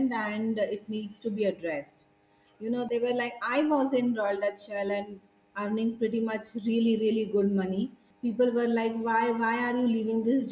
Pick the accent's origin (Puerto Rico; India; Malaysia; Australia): India; Satara, Maharashtra; also born or lived in Bangalore; now in Satara, India; I moved to Satara, my hometown